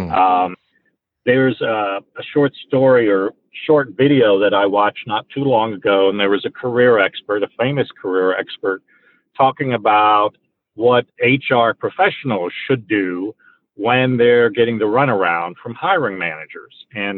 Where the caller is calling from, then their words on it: Tampa, Florida, United States; I am calling in from the Tampa Bay area, and the outside temperature is 104 degrees